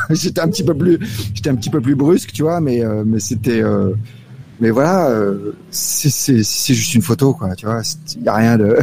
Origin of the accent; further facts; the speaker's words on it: Paris, Île-de-France, France; moved away as an adult; now in Salvador, Brazil; je suis attaché à Paris